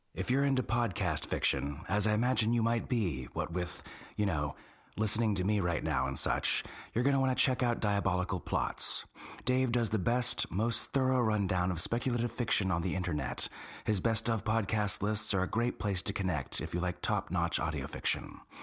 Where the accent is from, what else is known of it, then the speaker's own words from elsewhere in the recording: North Carolina, United States; I'm from North Carolina, too